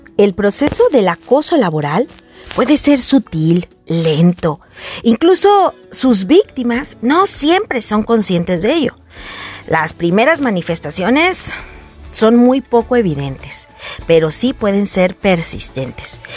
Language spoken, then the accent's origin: Spanish; Guadalajara, Jalisco, Mexico; como decimos en mi tierra tapatía